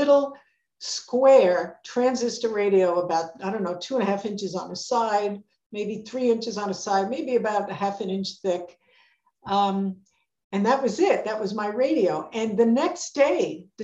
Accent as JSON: {"language": "English", "town": "New York City", "region": "New York", "country": "United States", "tie": "born or raised there", "said": "I grew up in the Bronx"}